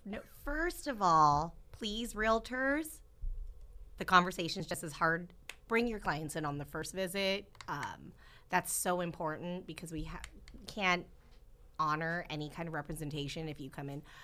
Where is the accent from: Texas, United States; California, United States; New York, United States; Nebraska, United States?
California, United States; Central Valley; being born and raised here